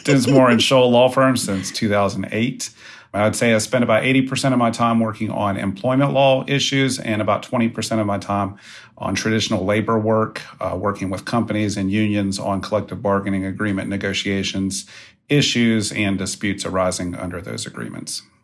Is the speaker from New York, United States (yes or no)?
no; West Virginia, United States; I grew up in West Virginia, attended West Virginia University